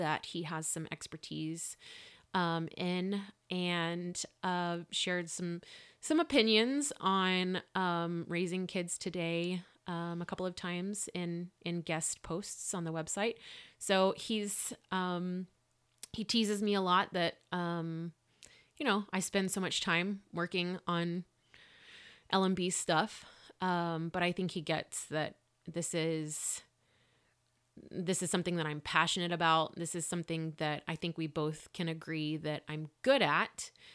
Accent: Lubbock, Texas, United States; moved away as an adult; I'm from here

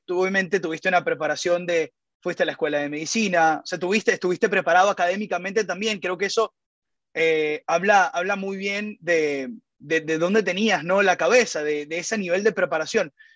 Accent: Venezuela; nosotros los venezolanos

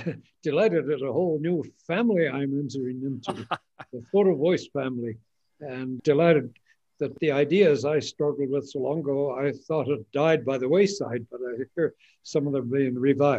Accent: Kenya; also born or lived in Tanzania; I grew up in Maasailand on

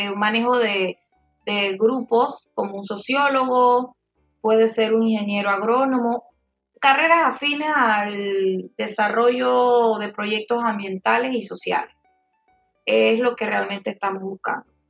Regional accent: Panama; soy panameña

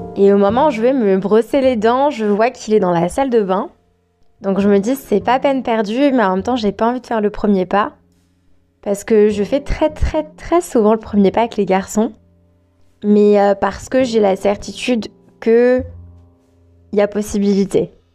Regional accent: France; moved away as an adult; also born or lived in Australia; moi je suis française

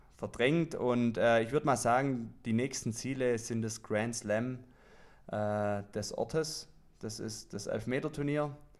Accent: Swabia, Baden-Württemberg, Germany; accent: Swabian; würde ich mal auf Schwäbisch aussprechen

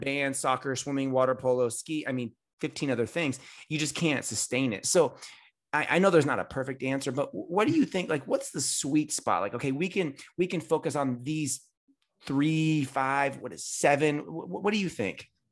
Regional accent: Bay Area, California, United States; I'm from the Bay Area in California.

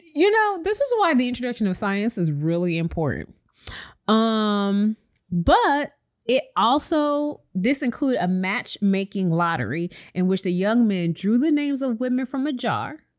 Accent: Chicago, Illinois, United States; we're from Chicago

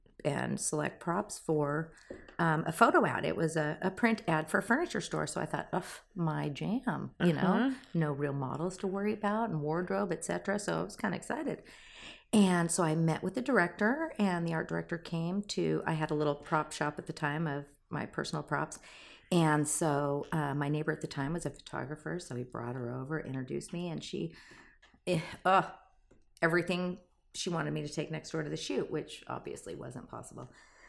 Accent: Arizona, United States; also born or lived in San Diego, California; I was born in San Diego. My dad was a Navy guy, and then raised in Arizona, which was, you know, the Valley of the Sun.

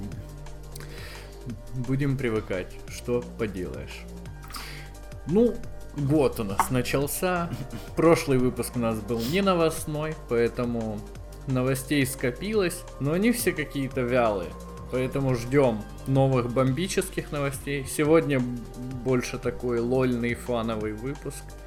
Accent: Donetsk Oblast, Ukraine; moved away; Мы просто из Донецкой области

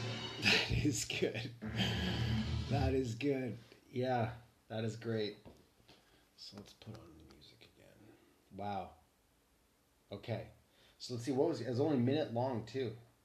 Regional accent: Canada; So I'm Canadian, right? Pretty unique Canadian, to be honest.

